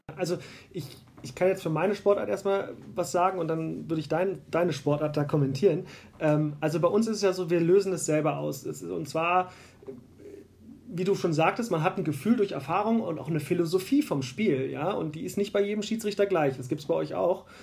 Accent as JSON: {"language": "German", "region": "Berlin", "country": "Germany", "also_born_or_lived": "Bonn", "moved": "yes", "lives_now": "Munich, Germany", "said": "ich komme ursprünglich aus Berlin. Ich bin in Berlin geboren, lebe aber seit 2006 hier in München und habe mal drei Jahre in Bonn gelebt."}